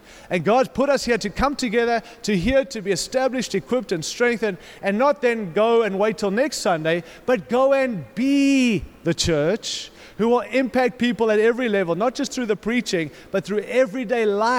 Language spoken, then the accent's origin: English; Denver, Colorado, United States; I come from Denver. We have a good one.